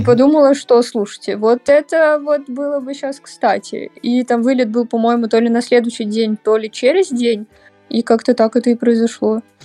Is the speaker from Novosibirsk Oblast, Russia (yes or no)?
no; Saint Petersburg, Russia; Я родилась в Питере